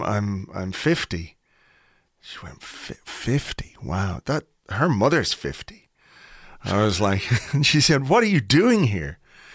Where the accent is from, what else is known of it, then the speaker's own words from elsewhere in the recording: Kimmage, County Dublin, Ireland; No, I'm from Kimmage, just up the road here.